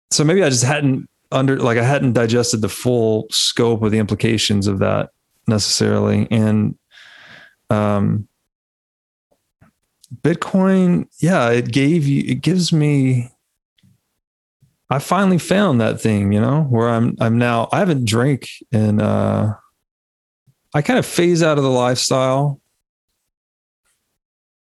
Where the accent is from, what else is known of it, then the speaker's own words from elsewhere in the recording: Tennessee, United States; moved away; I was raised Southern Baptist in Tennessee